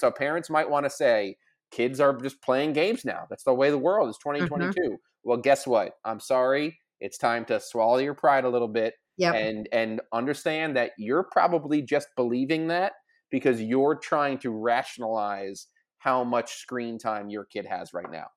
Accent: Long Island, New York, United States; I grew up in Long Island

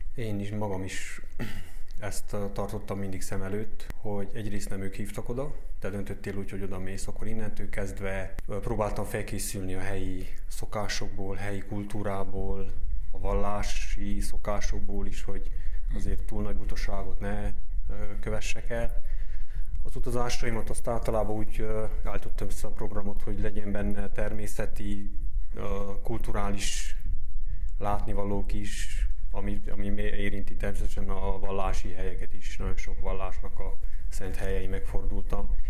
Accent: Romania; also born or lived in Kurdistan; ebbe az országba élve nem kiabáljuk nagy dobbal, hogy románok vagyunk, vagy román állampolgárok vagyunk

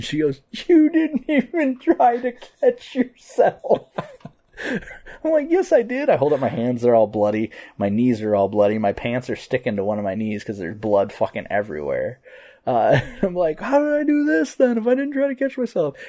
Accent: United States; I'm an American

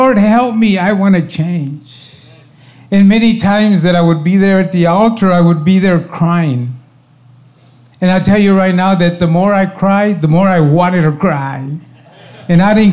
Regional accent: Texas, United States; born or raised there

